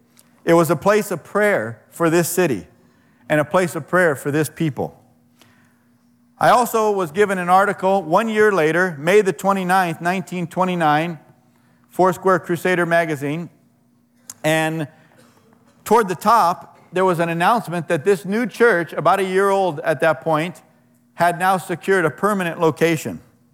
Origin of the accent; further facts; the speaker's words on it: Anaheim, California, United States; I grew up in Anaheim in the late 1950s. We lived on Dahlia Drive, and so did the pastor of the Anaheim Four Square Church.